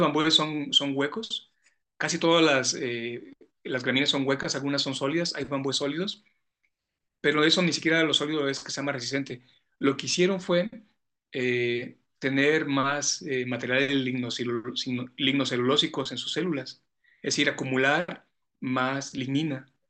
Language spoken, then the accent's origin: Spanish; San José de Gracia, Jalisco, Mexico; soy de un pueblo de acá de los Altos de Jalisco, San José de Gracia se llama mi pueblo, es en el municipio de Tepatitlán. Entonces, como buen chico pueblerino, como buen niño pueblerino, mi papá, mi abuelo tenía vacas.